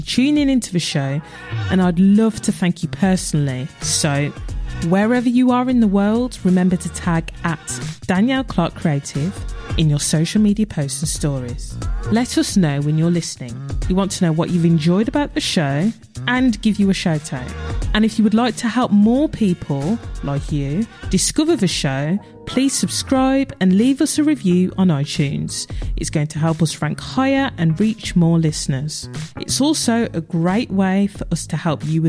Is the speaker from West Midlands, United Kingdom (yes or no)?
yes; Birmingham, West Midlands, United Kingdom; I'm from Birmingham. And, you know, I'm super proud to be from Birmingham